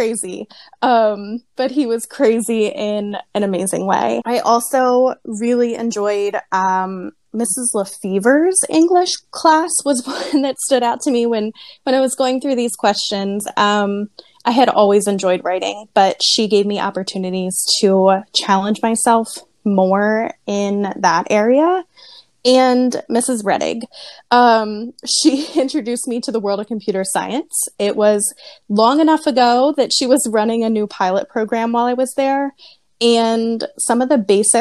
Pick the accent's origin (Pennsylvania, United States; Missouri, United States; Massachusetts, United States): Pennsylvania, United States; Lititz; I did grow up in Lidditz